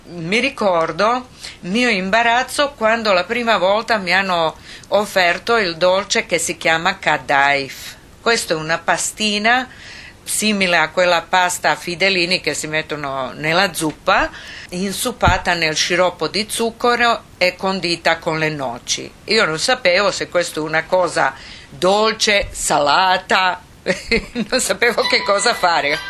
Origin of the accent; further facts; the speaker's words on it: Sarajevo, Bosnia & Herzegovina; born or raised there; also born or lived in Split, Croatia